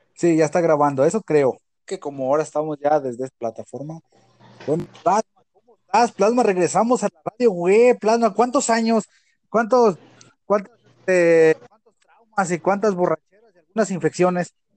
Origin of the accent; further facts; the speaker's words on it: Mexico; yo lo digo aquí en mi país